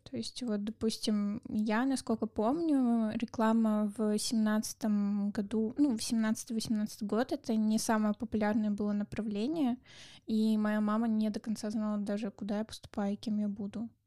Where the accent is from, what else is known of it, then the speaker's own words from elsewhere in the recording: Kazakhstan; потому что я сама из Казахстана, и для меня было тяжело вот именно в одиннадцатом классе готовиться к истории России и обществу российскому